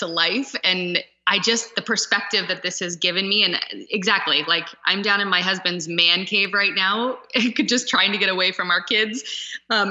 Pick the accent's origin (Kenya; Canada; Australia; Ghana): Canada; Stratford, Ontario; moved away as an adult; also born or lived in Toronto / Switzerland; And I grew up in the country. Like I grew up just outside of Stratford.